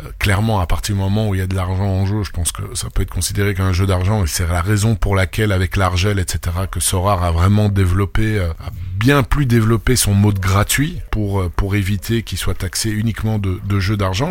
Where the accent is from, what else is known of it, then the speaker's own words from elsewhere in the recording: France; je suis pas français, je suis né en France, mais je suis pas français